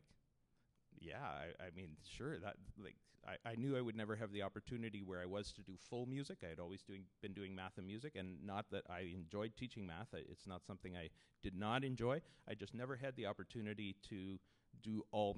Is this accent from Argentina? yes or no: no; Kitchener, Ontario, Canada; I grew up in Kitchener-Waterloo area